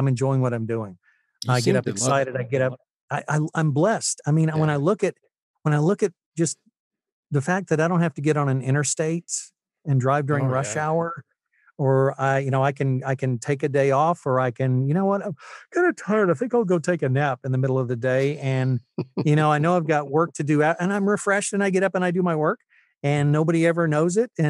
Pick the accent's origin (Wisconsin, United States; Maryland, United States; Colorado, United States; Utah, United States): Utah, United States; also born or lived in Tennessee; I was born in Tennessee, but I actually lived in Utah from 79 to 82 or 83. So I spent my high school years there and fell in love with the place.